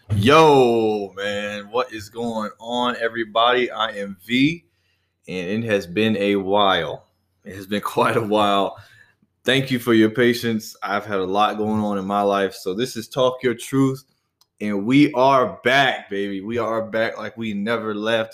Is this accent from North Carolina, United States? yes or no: yes; Charlotte, North Carolina, United States; I'm no longer in my hometown of Charlotte, North Carolina, but I'm actually just down the road